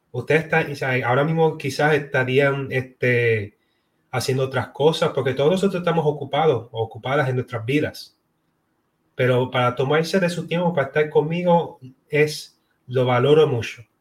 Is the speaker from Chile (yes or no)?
no; Puerto Rico; now in Florida, United States; que nací y fui criada en Puerto Rico y hoy en día resido en la Florida, en los Estados Unidos.